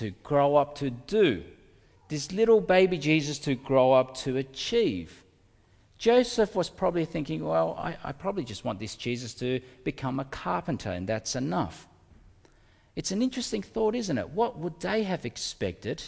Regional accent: Melbourne, Victoria, Australia; also born or lived in Indonesia / Altona North; I grew up in North Melbourne in the Commission Flats. That's where we lived for many years before we moved to Altona North

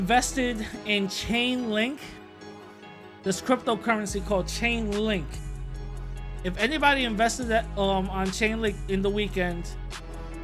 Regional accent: New York City, New York, United States; my old neighborhood where I grew up in East Tremont, right? I posted a picture of it. It's East Tremont and Anthony right there in the Bronx.

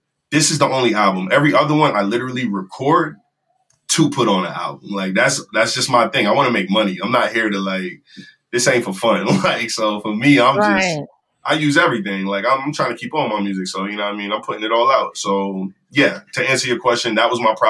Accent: Jamaica; I'm Jamaican

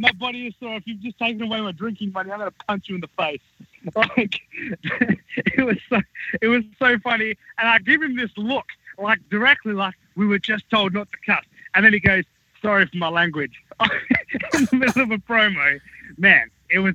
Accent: Australia; moved away; I was from Australia

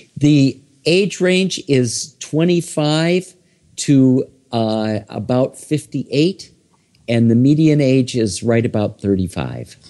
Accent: Iowa, United States; also born or lived in Minnesota; now in New York City, United States; originally, I am from Iowa.

